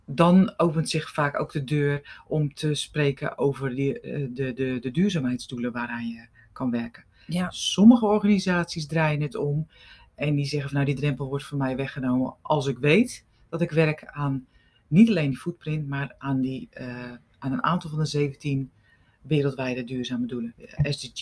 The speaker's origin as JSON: {"language": "Dutch", "town": "Rotterdam", "region": "South Holland", "country": "Netherlands", "said": "Ik kom uit Rotterdam."}